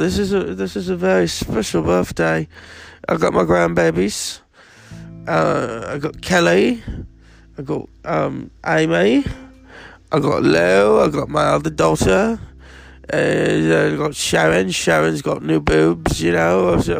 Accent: Birmingham, West Midlands, United Kingdom; But, you know, when I was growing up in Birmingham, I wanted to be a ….

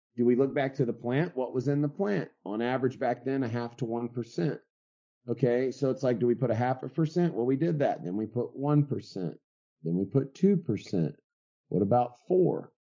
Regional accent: West Texas, United States; also born or lived in California / Colorado; now in Dripping Springs, United States; Born and raised in West Texas, uh, pretty much grew up in a ranch type environment

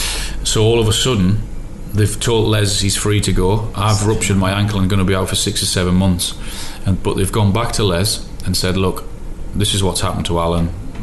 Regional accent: Newcastle, North East England, United Kingdom; Well, I was from Newcastle, and it was my club.

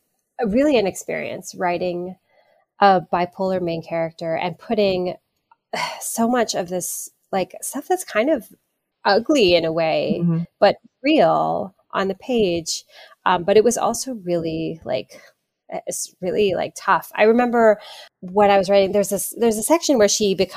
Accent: Hawaii, United States; growing up in Hawaii

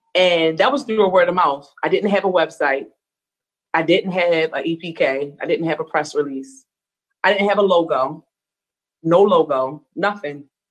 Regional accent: Baltimore, Maryland, United States; also born or lived in Arizona; I am from Baltimore, Maryland. I was actually born in Arizona, um, but totally a Baltimorean, totally raised here.

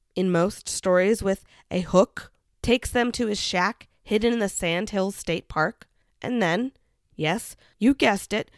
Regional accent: Kansas, United States; growing up in Kansas.

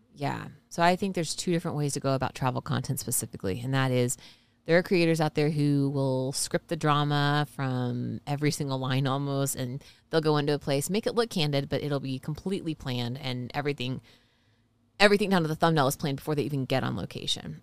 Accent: Georgia, United States; moved away; We're from Georgia

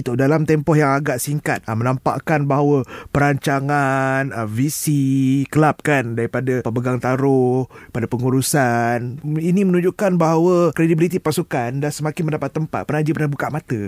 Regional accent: Malaysia; aku rakyat Malaysia Aku bangga rakyat Malaysia

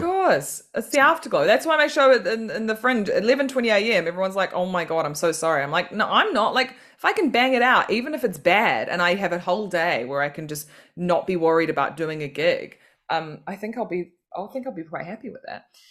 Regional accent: Auckland, New Zealand; moved away as an adult; now in London, United Kingdom; growing up in New Zealand

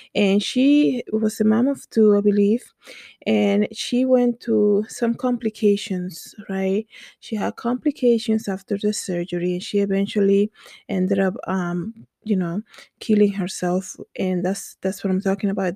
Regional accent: Dominican Republic; English is a second language; moved away; I grew up in the Dominican Republic

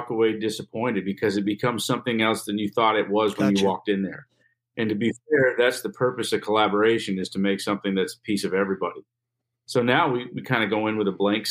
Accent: New York, United States; We're from Canada

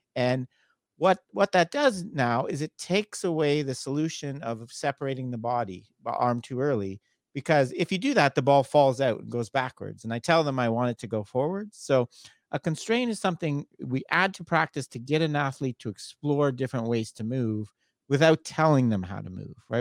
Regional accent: Canada; moved away; I'm from Canada originally

